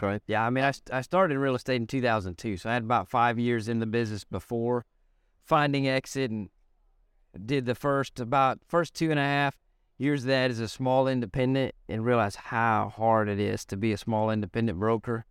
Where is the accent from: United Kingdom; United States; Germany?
United States; Lubbock, Texas; I'm from Lubbock, Texas